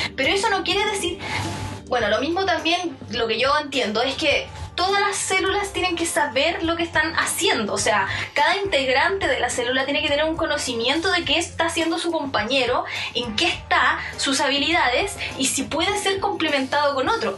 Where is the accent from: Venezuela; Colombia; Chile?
Chile; nosotros somos chilenos